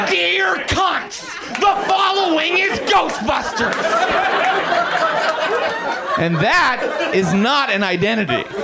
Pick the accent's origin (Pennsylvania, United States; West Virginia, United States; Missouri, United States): West Virginia, United States; I'm from West Virginia.